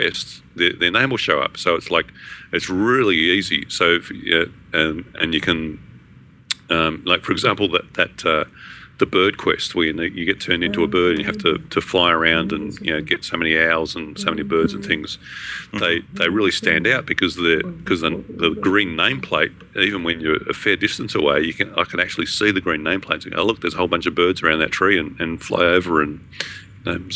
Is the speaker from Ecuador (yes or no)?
no; Australia; I'm from Australia.